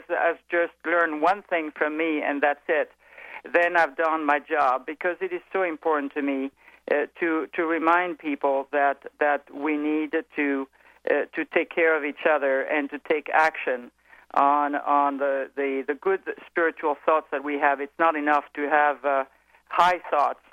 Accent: France; accent: French; English is a second language; moved away; I'm evidently French. I think everybody has picked that up from my accent.

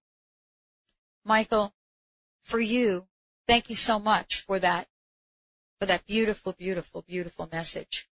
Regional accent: New York, United States; I'm from New York

